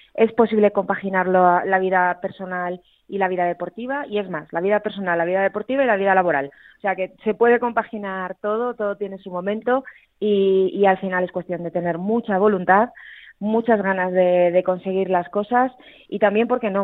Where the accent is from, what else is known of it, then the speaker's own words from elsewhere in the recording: Aragon, Spain; una palabra que en mi tierra usamos mucho, los aragoneses, que es la rasmia